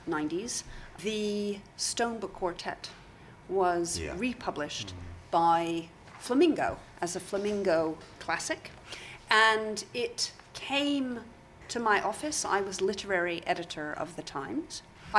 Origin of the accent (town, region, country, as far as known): United States; born or raised there; moved away as an adult; now in United Kingdom